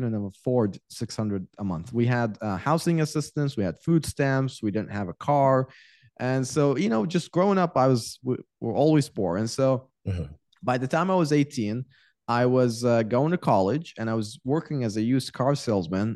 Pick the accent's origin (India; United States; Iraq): Iraq; moved away; I was born and raised in Iraq